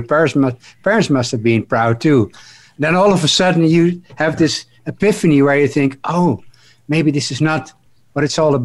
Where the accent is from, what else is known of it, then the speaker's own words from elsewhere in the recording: Netherlands; I'm from Holland.